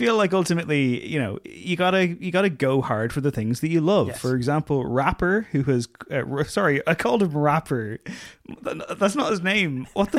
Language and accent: English; San Diego, California, United States; including growing up in San Diego suburbia as a disaffected teenage skateboarder.